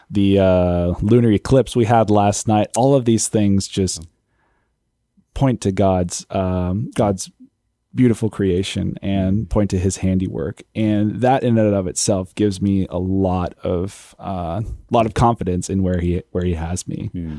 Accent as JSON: {"language": "English", "region": "California", "country": "United States", "said": "I came from California, and I was attending an awesome church back there"}